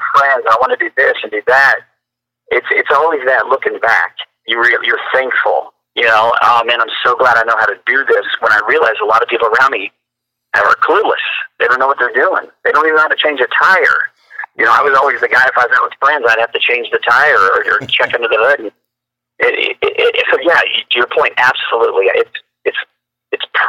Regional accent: Fort Worth, Texas, United States; growing up in Fort Worth, Texas

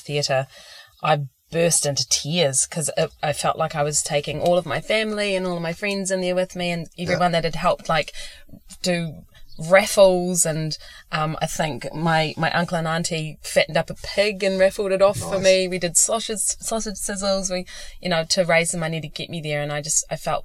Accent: Gisborne, New Zealand; moved away; growing up in Gisborne

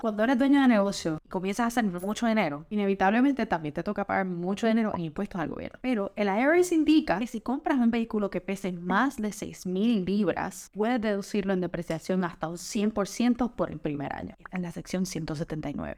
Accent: San Juan, Puerto Rico; moved away as an adult; now in Miami, United States; soy obviamente originalmente de San Juan, Puerto Rico. Eh, allá me crié, nací, eh, estuve viviendo hasta que me gradué de la universidad

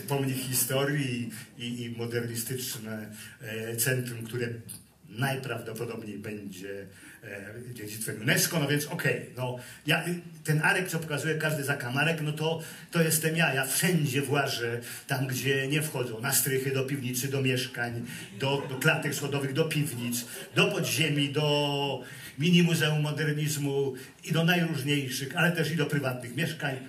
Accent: Gdynia, Pomeranian Voivodeship, Poland; moved away as an adult; also born or lived in California; ja jestem prawdziwym Gdynianinem, bo zostałem urodzony w Gdyni na jednej z najstarszych ulic na Abrahama

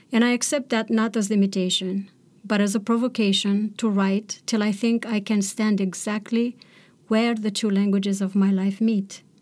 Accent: Romania; born or raised there; first language Romanian; English is a second language; moved away

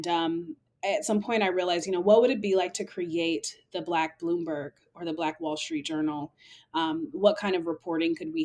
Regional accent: Seattle, Washington, United States; moved away as an adult; also born or lived in New York City; throughout high school, growing up in Seattle, I learned how to code

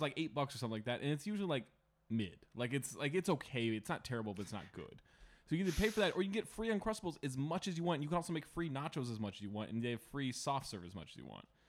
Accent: Sacramento, California, United States; I grew up, like, a block away from a Roundtable in Sacramento. Like, it was, not to brag, I'm from Sacramento

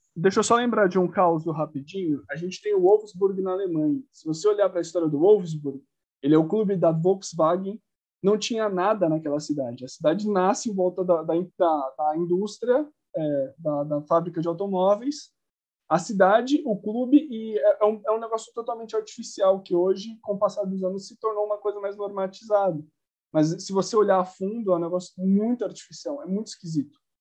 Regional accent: São Paulo, Brazil; do Lausanne Paulista, né, que é o bairro onde eu cresci, morei minha vida inteira

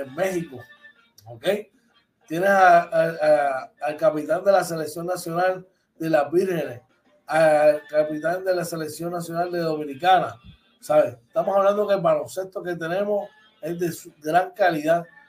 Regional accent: Puerto Rico; nosotros como boricua

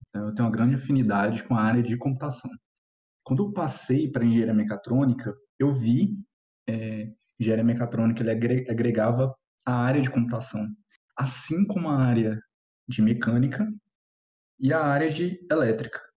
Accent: Goiânia, Goiás, Brazil; é, tenho 27 anos, né? E eu sou de Goiânia.

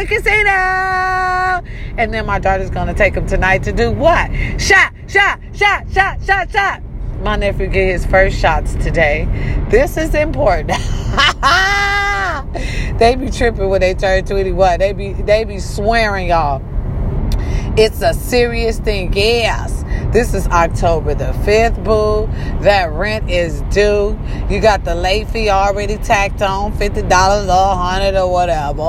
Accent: Racine, Wisconsin, United States; born or raised there

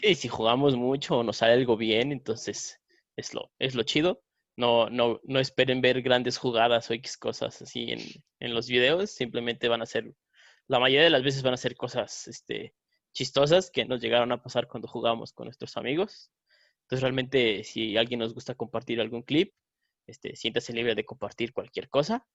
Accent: San Luis Potosí, Mexico; nosotros somos de San Luis Potosí, capital, y aquí el bofos se usa mucho

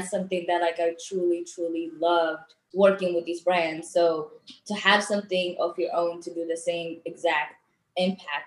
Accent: Eritrea; moved away; I was born and raised back home in Eritrea.

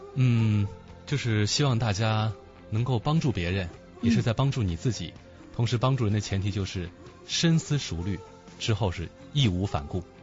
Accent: China; 我们中国的人口非常大

